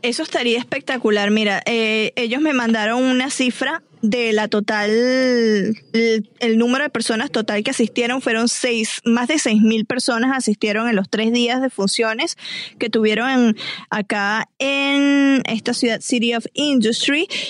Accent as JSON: {"language": "Spanish", "country": "Venezuela", "accent": "Venezuelan", "moved": "yes", "lives_now": "Los Angeles, United States", "said": "la neutralización de mi acento, porque todavía se me salen varias cosas venezolanas"}